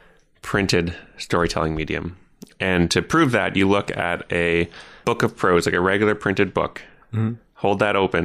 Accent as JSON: {"language": "English", "town": "Ottawa", "region": "Ontario", "country": "Canada", "tie": "born or raised there", "also_born_or_lived": "Toronto", "moved": "as an adult", "said": "I grew up in Ottawa, our nation's capital"}